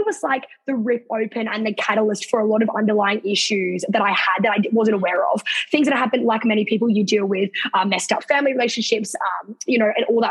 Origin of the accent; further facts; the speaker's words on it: Sydney, New South Wales, Australia; moved away as an adult; now in Queensland, Australia; I'm actually not officially from Queensland. I'm from Sydney